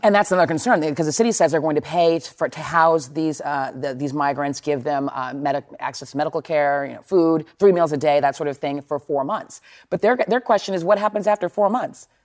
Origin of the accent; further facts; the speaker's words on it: Texas, United States; moved away; I grew up in Texas. I'm from Texas